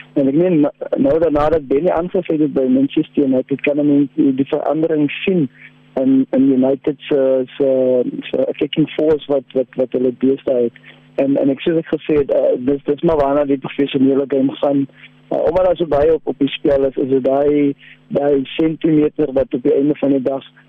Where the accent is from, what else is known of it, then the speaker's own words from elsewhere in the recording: South Africa; ons as as Suid-Afrikaners